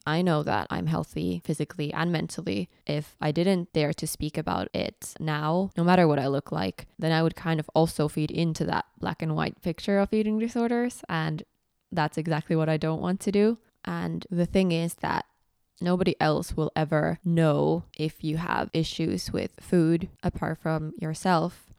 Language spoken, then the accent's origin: English; Finland; English is a second language; moved away as an adult; also born or lived in Edinburgh, United Kingdom; when I moved away from Finland